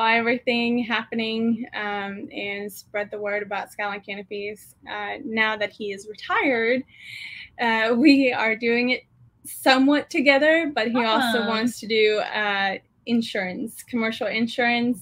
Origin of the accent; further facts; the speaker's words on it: Sweden; moved away as an adult; now in New Braunfels, United States; I'm born and raised in Sweden.